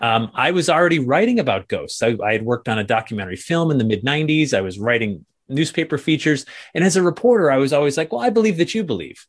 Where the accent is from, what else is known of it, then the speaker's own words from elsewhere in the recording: New England, United States; growing up in New England